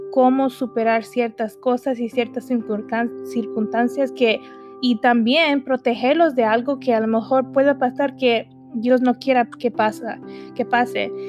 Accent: United States; mis papás no son de aquí, pero yo soy de aquí.

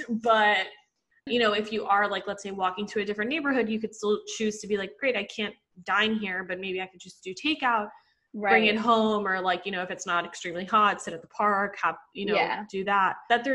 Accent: Puerto Rico; now in New York, United States; growing up in Puerto Rico

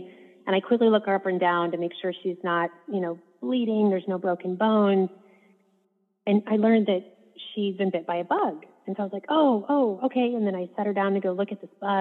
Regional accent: Midwest, United States; I grew up in the Midwest

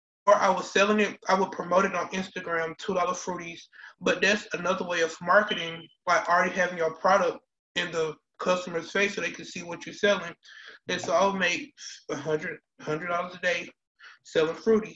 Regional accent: Atlanta, Georgia, United States; moved away as an adult; also born or lived in Fort Valley, Georgia; I am from Atlanta, Georgia. I went to Benjamin Elijah Mays High School

